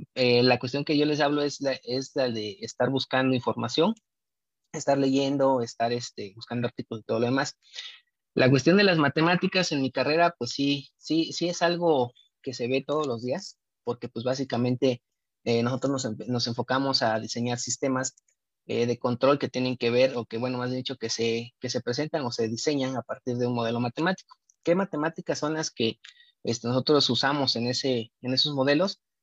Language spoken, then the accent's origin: Spanish; Oaxaca, Mexico; no la tenemos aquí en, este, Oaxaca, en el estado de Oaxaca. Eh, yo soy egresado del Instituto Politécnico Nacional, tuve que irme afuera a estudiar esta carrera